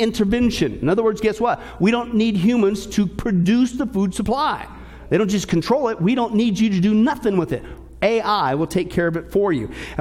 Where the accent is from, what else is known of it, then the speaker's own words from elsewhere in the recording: Kansas, United States; I grew up in Kansas